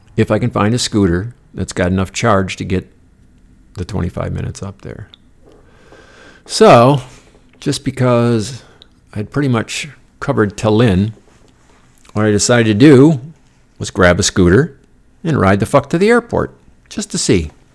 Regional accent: United States; I'm the American on the bus

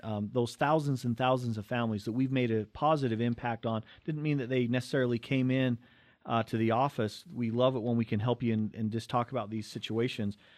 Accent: Cottonwood Heights, Utah, United States; growing up in Cottonwood Heights, Brighton High School

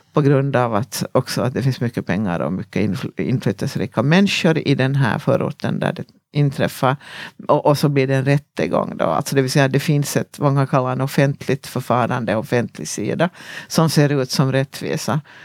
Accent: Ekenäs, Uusimaa, Finland; i min lilla hemstad, jag kommer från en liten stad som heter Ekenäs i Finland

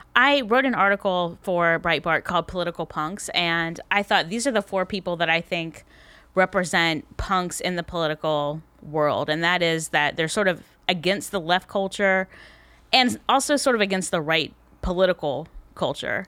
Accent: Tallahassee, Florida, United States; I am from Tallahassee, Florida

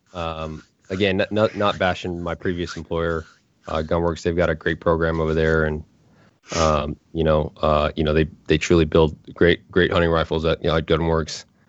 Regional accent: Anchorage, Alaska, United States; moved away; I grew up in Anchorage, Alaska

